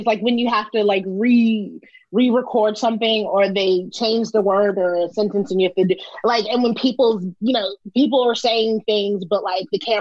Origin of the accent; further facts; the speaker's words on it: New York City, New York, United States; I was a little black round girl from Brooklyn.